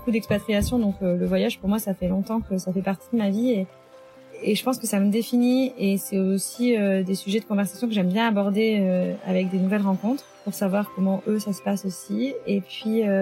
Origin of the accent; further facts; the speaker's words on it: France; moved away as an adult; ça fait depuis 2008 que j'ai quitté la France et que j'habite un peu partout dans le monde.